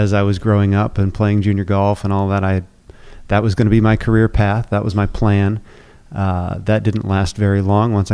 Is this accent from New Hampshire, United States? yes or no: yes; New Hampshire, United States; moved away as an adult; now in Houston, United States; I grew up in New Hampshire